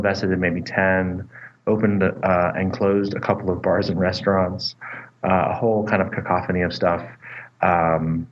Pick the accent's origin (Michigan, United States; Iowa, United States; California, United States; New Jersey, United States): California, United States; moved away as an adult; also born or lived in Boston; now in Boulder, United States; I grew up in California